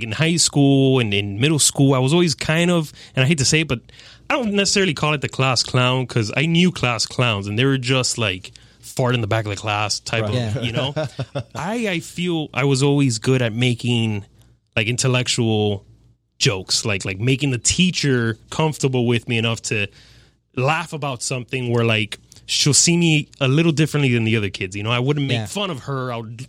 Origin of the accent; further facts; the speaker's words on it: Hialeah, Florida, United States; I was born here, yeah. Born and raised in Hialeah Hospital.